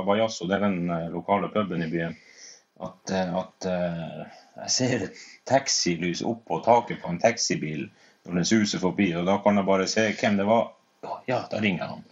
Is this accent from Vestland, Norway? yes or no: no; Finnmark, Norway; vi kommer fra Finnmark